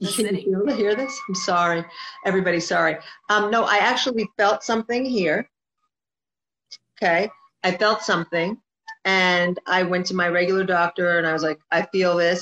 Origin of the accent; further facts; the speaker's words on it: New Jersey, United States; moved away as an adult; now in Miami, United States; I'm originally from Jersey, and then I moved to, I relocated to Miami, to Florida last year.